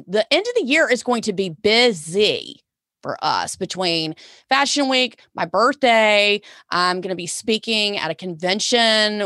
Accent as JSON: {"language": "English", "region": "the South", "country": "United States", "said": "I'm from the South"}